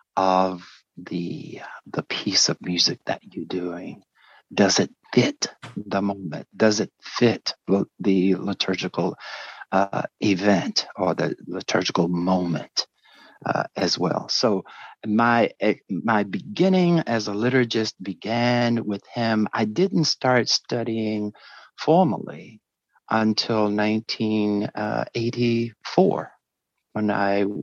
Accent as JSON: {"language": "English", "town": "Greenville", "region": "South Carolina", "country": "United States", "tie": "born or raised there", "also_born_or_lived": "Washington, D.C. / Chicago / Wichita, Kansas", "moved": "as an adult", "said": "I'm from Greenville, South Carolina, and I started uh, my trek as a musician, liturgist uh, at about uh, seven years old"}